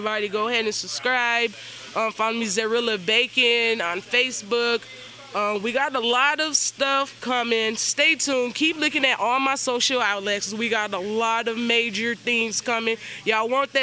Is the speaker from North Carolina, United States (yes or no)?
no; Chicago, Illinois, United States; I'm from Chicago